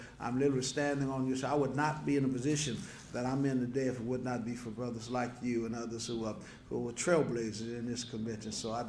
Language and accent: English; New Orleans, Louisiana, United States; I'm born and raised in New Orleans, as David said. I've been there all my life.